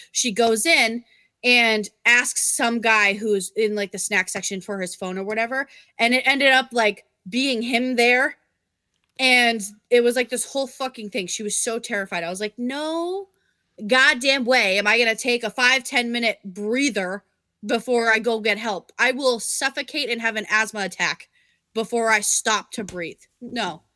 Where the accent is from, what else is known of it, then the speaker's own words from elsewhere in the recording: Vermont, United States; when I grew up in Vermont